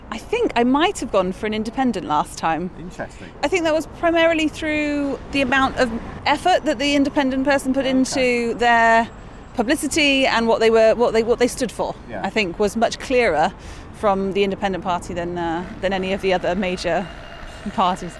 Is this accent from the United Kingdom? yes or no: yes; Bristol, South West England, United Kingdom; now in Taunton, United Kingdom; I'm from Bristol